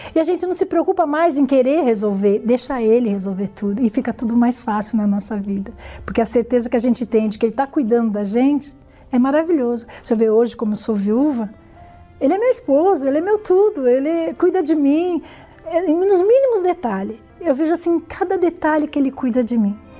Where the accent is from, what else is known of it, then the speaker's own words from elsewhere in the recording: São Paulo, Brazil; nasci em São Paulo, né, no bairro da Lapa. É, lá convivi com meus pais durante muitos anos.